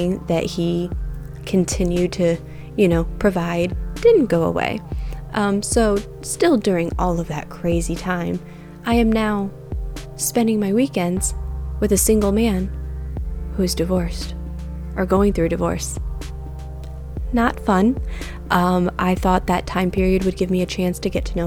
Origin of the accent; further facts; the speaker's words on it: Michigan, United States; I grew up in Michigan.